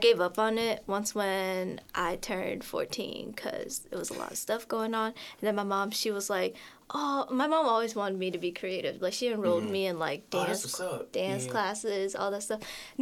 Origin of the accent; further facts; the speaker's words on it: St. Louis, Missouri, United States; From the south side of St. Louis